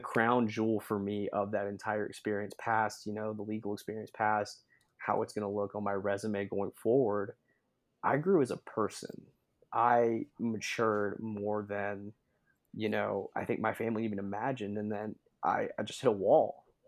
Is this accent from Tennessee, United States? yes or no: yes; Sevierville, Tennessee, United States; also born or lived in Knoxville, Tennessee / Omaha, Nebraska; I grew up, uh, over in Sevierville, Tennessee, uh, about forty-five minutes out of Knoxville